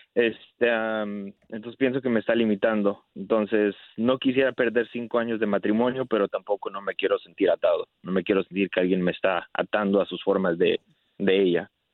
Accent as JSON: {"language": "Spanish", "country": "Mexico", "said": "yo soy de México"}